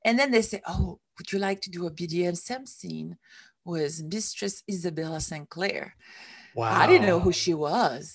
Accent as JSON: {"language": "English", "country": "Switzerland", "tie": "born or raised there", "moved": "as an adult", "lives_now": "United States", "said": "I came from Switzerland, which is where I come from"}